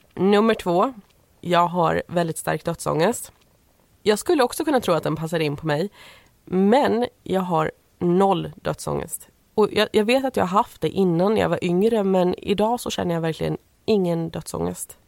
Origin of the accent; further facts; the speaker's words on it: Småland, Sweden; vi är födda i Småland och vi bodde i Småland vid tillfället. Vi gör det fortfarande